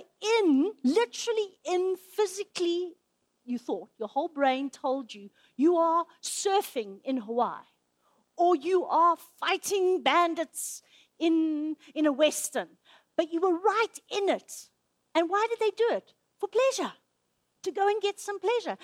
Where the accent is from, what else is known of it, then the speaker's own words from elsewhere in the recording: Zimbabwe; moved away; I grew up in Zimbabwe.